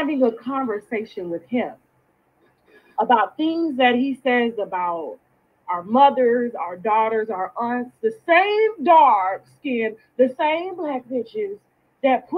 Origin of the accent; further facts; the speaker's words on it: Florida, United States; I'm from Florida too, like you, but I'm a little older than you